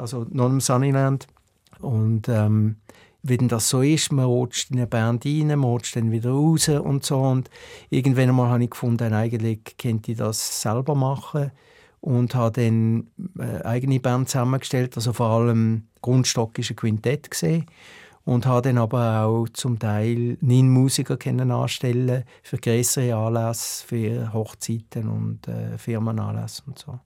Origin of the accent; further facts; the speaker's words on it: Basel, Basel-Stadt, Switzerland; moved away as an adult; also born or lived in Chicago; now in United States; hier probieren als Basler